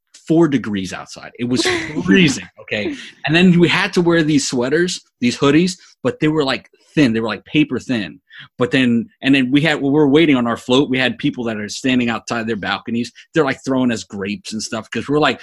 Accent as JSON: {"language": "English", "region": "New York", "country": "United States", "tie": "born or raised there", "said": "me growing up in New York"}